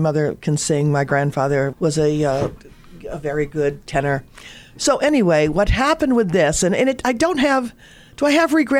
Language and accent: English; Wellesley, Massachusetts, United States; I was fortunate to grow up in Wellesley where tennis courts and pools and all of that business.